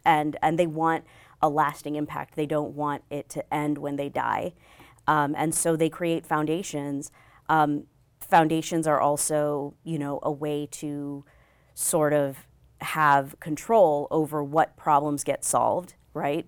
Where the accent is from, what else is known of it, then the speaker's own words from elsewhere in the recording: New Mexico, United States; moved away as an adult; also born or lived in Bangalore, India / Chicago, Illinois / Austin, Texas / California; we moved to New Mexico, which is where I spent most of my childhood